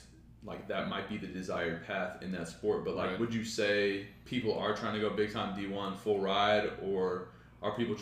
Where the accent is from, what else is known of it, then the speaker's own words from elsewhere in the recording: Southlake, Texas, United States; growing up in Carroll, we had Dragon Maker offseason